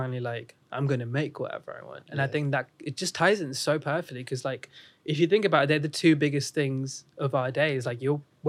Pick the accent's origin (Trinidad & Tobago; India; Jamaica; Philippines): India; accent: Indian; now in United Kingdom; I grew up in India, so obviously I had an Indian accent.